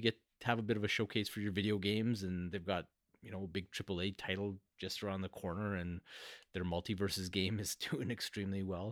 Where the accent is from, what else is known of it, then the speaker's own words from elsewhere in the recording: Canada; I'm Canadian.